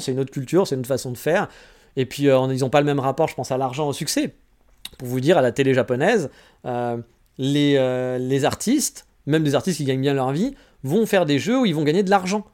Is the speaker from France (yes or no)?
yes; France; moved away as an adult; also born or lived in Paris; now in Japan; en tant que Français